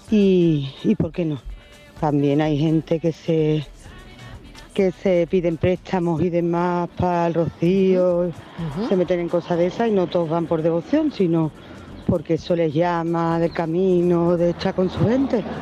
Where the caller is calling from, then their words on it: Seville, Andalusia, Spain; de Sevilla.